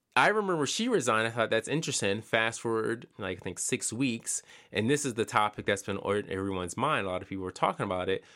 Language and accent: English; Philadelphia, Pennsylvania, United States; I'm from Pennsylvania. I'm from Philadelphia.